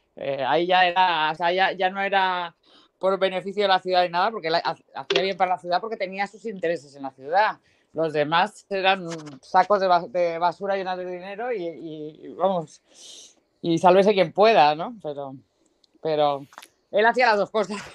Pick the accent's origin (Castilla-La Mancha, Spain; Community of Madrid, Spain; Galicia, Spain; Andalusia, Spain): Andalusia, Spain; Marbella; soy de Marbella